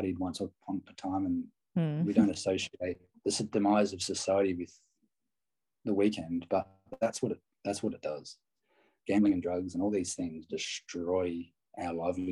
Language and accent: English; Australia; I'm an Aussie